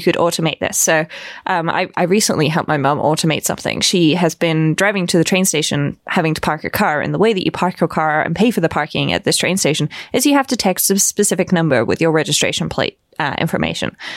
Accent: Bristol, South West England, United Kingdom; moved away as an adult; now in Vienna, Austria; I was born in Bristol

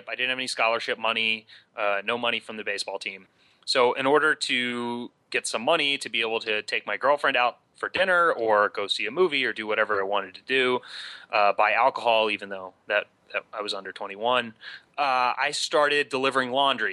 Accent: Huntington, West Virginia, United States; moved away as an adult; also born or lived in Duke University, North Carolina; I grew up in Huntington, West Virginia

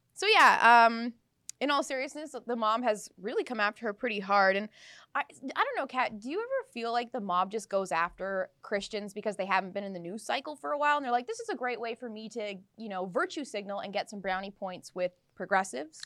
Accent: Abbotsford, British Columbia, Canada; my hometown of Abbotsford

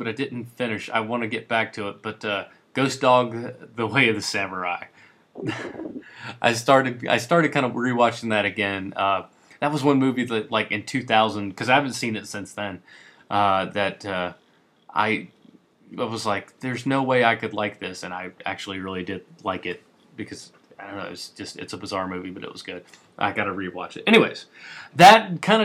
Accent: United States; I'm American

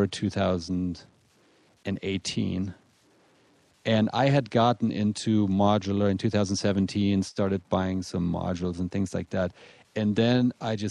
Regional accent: Germany; moved away as an adult; now in Colorado, United States; I was born and raised in Germany. I came over here about 15 years ago.

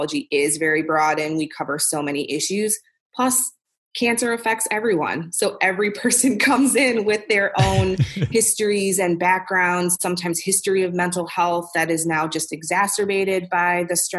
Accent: Milwaukee, Wisconsin, United States; moved away as an adult; also born or lived in Topeka, Kansas / St. Louis; I was born and raised in Milwaukee, Wisconsin

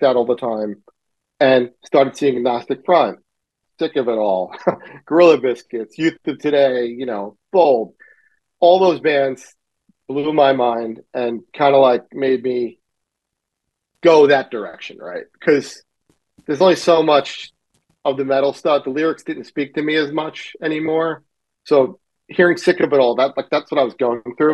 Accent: New York City, New York, United States; I grew up in Middle Village, Queens.

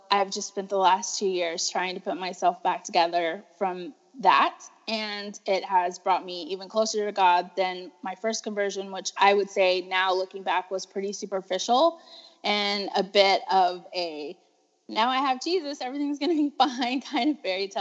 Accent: Texas, United States; I was born and raised in Texas.

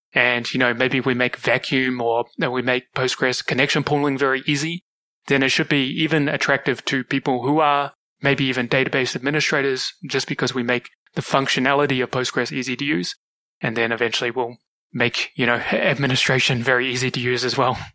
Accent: New Zealand; moved away as an adult; also born or lived in Kuala Lumpur, Malaysia; now in Singapore; Originally, I'm from New Zealand. I grew up there

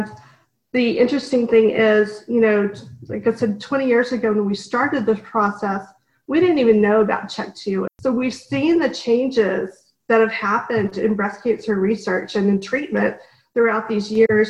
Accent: Dallas, Texas, United States; moved away; also born or lived in Washington, D.C.; I grew up in Dallas

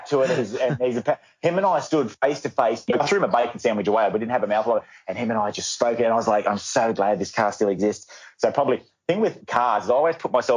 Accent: Bathurst, New South Wales, Australia; Where I grew up in Bathurst, there was obviously the power station, there was coal mines

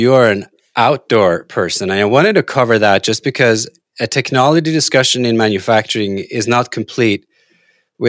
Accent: Norway; moved away; I grew up in Norway and there are no people and it's, you know, we have plenty of bad weather. So admittedly, I don't live in Norway

